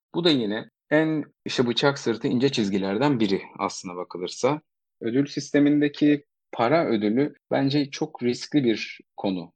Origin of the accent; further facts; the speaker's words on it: Eskişehir, Turkey; moved away as an adult; also born or lived in Istanbul; 1987 Eskişehir doğumluyum. İstanbul macerama üniversite yıllarıyla birlikte başladım.